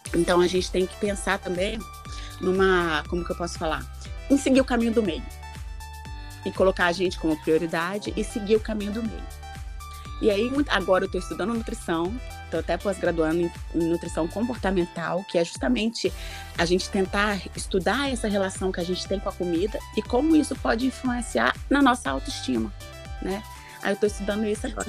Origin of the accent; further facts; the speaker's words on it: Colatina, Espírito Santo, Brazil; saí lá de Colatina